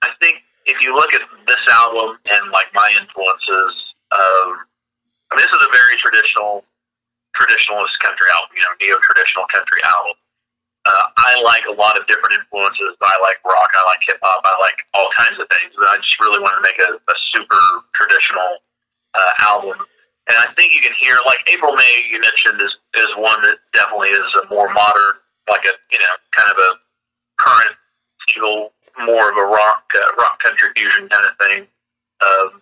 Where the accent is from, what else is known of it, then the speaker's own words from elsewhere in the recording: Tulsa, Oklahoma, United States; I grew up in Tulsa